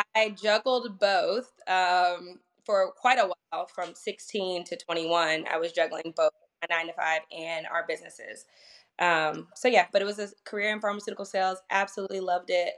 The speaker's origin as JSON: {"language": "English", "region": "Northern Virginia", "country": "United States", "tie": "born or raised there", "also_born_or_lived": "Washington D.C. area / Sterling, Virginia / Ashburn, Virginia / Leesburg, Virginia", "moved": "as an adult", "said": "I originally grew up in Northern Virginia"}